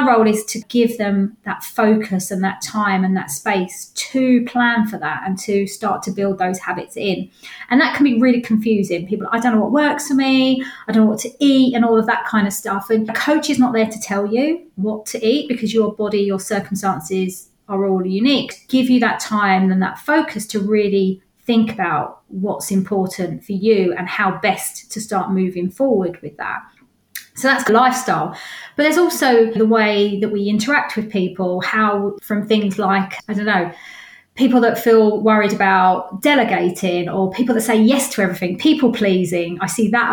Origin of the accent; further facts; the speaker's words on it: London, United Kingdom; moved away as an adult; now in Ware, United Kingdom; Originally from North London and moved out when I met my partner